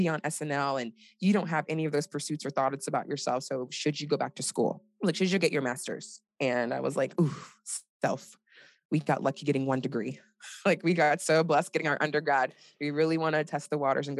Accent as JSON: {"language": "English", "country": "Nigeria", "said": "I'm Nigerian"}